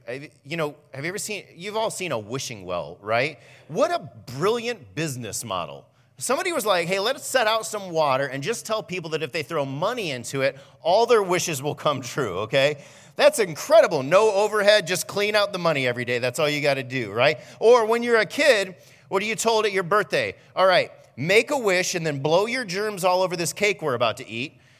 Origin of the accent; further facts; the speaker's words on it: Fremont, United States; I grew up in Fremont